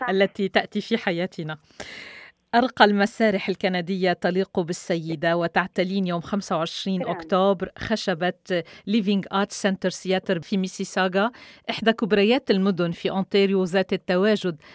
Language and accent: Arabic; Canada; هل هناك تعامل خاص الخاص لنا نحن أبناء كندا